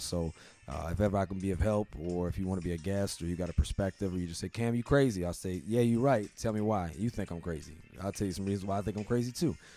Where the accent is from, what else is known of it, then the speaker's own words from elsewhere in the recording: Virginia, United States; in my home state, uh, the state that I represent, where I'm from, the Old Dominion